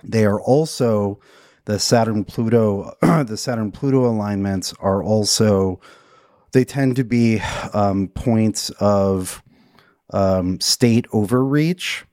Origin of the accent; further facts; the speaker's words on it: United States; being an American right now